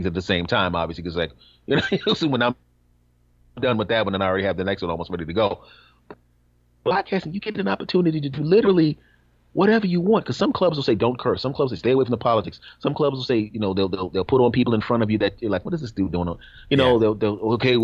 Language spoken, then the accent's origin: English; Philadelphia, Pennsylvania, United States; my hometown, Philadelphia